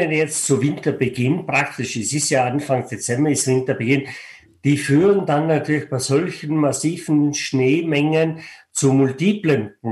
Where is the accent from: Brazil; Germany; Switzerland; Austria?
Austria; Stubai Valley, Tyrol; Ich bin selber ein Mensch aus den Bergen. Ich bin geboren und aufgewachsen im Stubetal und sitze momentan im Stubetal